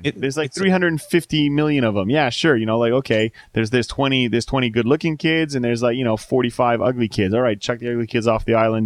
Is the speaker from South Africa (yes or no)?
no; Canada